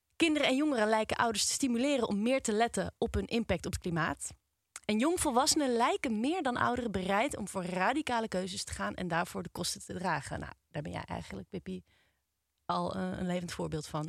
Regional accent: Nigtevecht, Utrecht, Netherlands; ik kom eigenlijk niet uit Amsterdam, maar ik kom uit Nichtvecht.

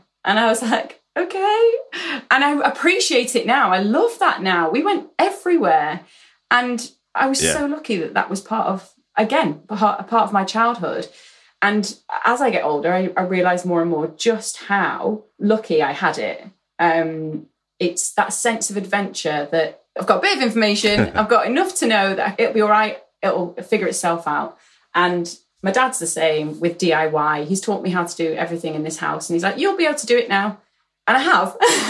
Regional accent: Aberdeen, Scotland, United Kingdom; born there; And I'm sorry, Scotland, I am Scottish. I was born in Aberdeen.

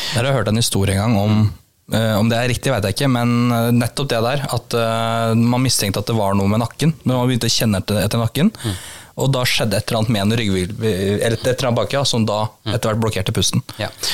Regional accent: Kongsvinger, Innlandet, Norway; moved away; er jeg opprinnelig fra Konsinger

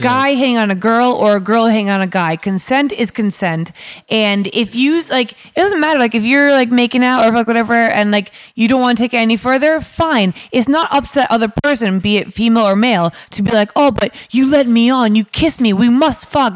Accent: New York, United States; moved away as an adult; now in London, United Kingdom; I'm from New York originally, um, but my, my parents are Irish

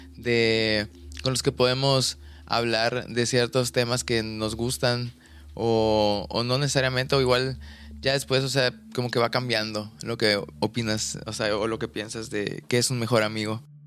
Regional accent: Ciudad del Carmen, Campeche, Mexico; moved away as an adult; now in Mérida, Mexico; el lugar en el que crecí, en Ciudad del Carmen, en Campeche

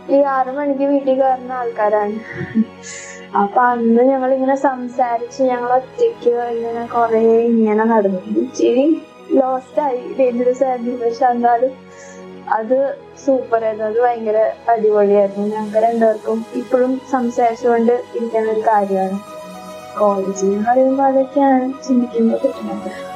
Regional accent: Ernakulam, Kerala, India; എറണാകുളത്തു നിന്നാണ്

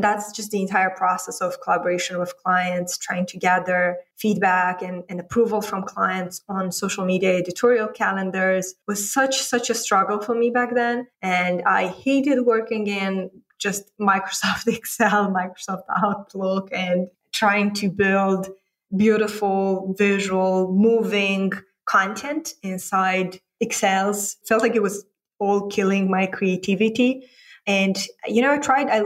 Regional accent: Moldova; moved away as an adult; also born or lived in London / San Francisco; now in Romania; I grew up in a geography that most people haven't heard about, Republic of Moldova

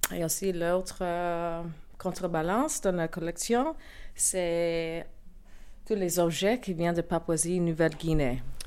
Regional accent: New York City, New York, United States; French is a second language; moved away; also born or lived in Paris; je viens de Brooklyn, New York.

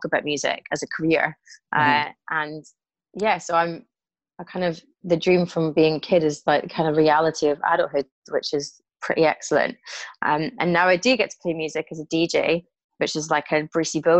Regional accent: Glasgow, Scotland, United Kingdom; now in London, United Kingdom; I definitely got the gift of the gab from being a Glaswegian.

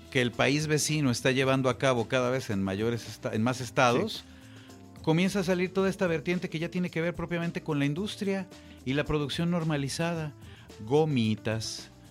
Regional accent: Mexico City, Mexico; como chilango

